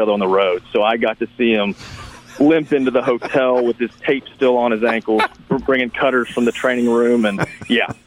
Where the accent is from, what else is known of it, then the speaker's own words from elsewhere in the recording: Memphis, Tennessee, United States; I grew up in Memphis